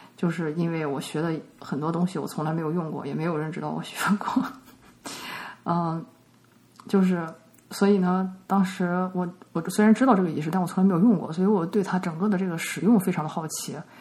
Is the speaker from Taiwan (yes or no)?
no; China; 我们中国人